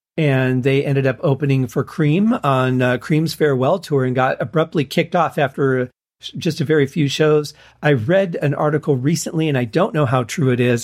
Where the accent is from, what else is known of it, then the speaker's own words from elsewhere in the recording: Michigan, United States; growing up in Michigan